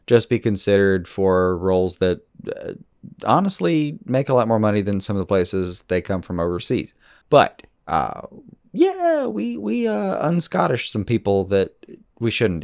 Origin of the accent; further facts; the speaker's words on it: United States; growing up deeply, uh, American